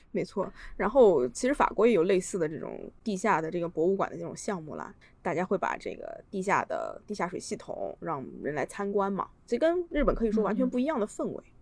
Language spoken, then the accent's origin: Chinese; China; moved away; 我在我老家的时候，我，我在国内的时候，我小的时候住在河边上，我家旁边有一道，当时可以说是臭名昭著的臭水河